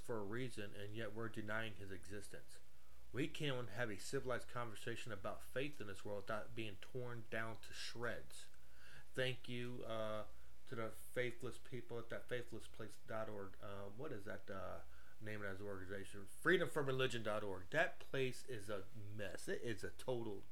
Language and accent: English; United States; we as American people